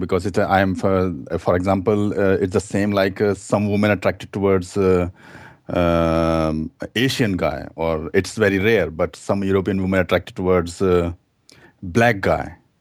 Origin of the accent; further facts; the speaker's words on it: India; moved away as an adult; now in Germany; I'm German, but I'm immigrant from India, actually. So, I came here two thousand six